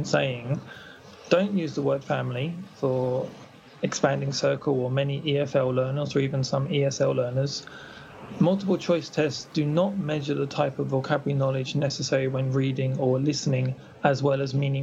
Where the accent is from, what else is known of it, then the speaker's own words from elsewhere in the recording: United Kingdom; moved away as an adult; I was born in Britain, and I grew up there until I left when I was about 22.